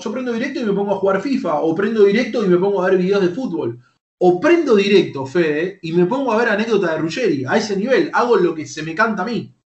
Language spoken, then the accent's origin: Spanish; Lanús, Buenos Aires Province, Argentina; Soy de Lanús, vivo en Lanús. Ah, vivo en Lanús, nací en Lanús